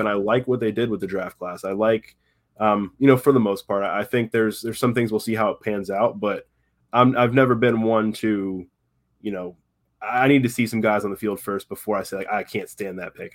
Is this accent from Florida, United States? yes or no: yes; Tampa, Florida, United States; I grew up in Tampa, been around the Bucks my entire life